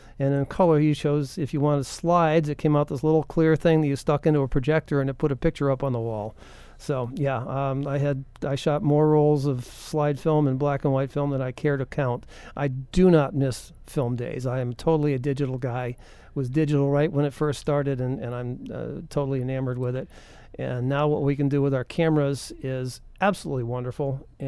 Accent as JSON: {"language": "English", "region": "New England", "country": "United States", "tie": "born or raised there", "said": "growing up in New England, a fellow that lived down the road not too far from my house was Roger Torrey Peterson."}